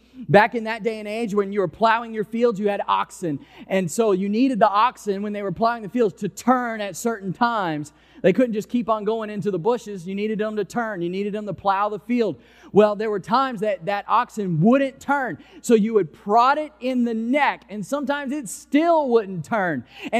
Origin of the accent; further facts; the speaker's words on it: Mississippi, United States; now in New Orleans, United States; I came here from Mississippi, and you were just able to go to an intersection and take a left turn